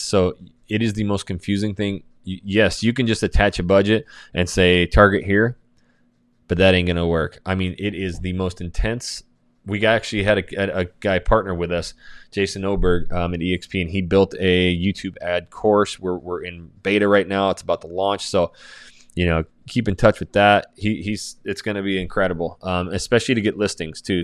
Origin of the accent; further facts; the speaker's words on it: North Idaho, United States; I'm from North Idaho